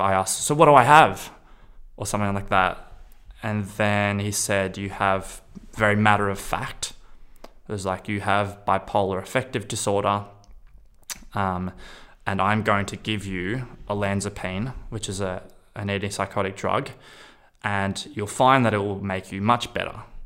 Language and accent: English; Australia; I'm from Australia